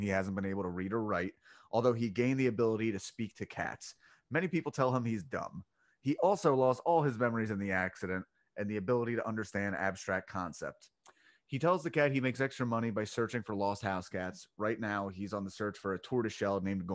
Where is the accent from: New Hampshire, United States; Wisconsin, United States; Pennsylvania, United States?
Pennsylvania, United States; Delco; I'm from Delco